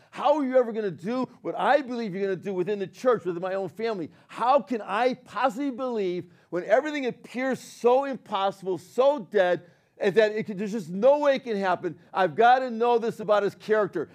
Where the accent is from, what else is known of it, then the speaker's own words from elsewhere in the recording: Northeast, United States; accent: New York; I was born in the Northeast, you know, and I got that, I got that little bit of that, that New York thing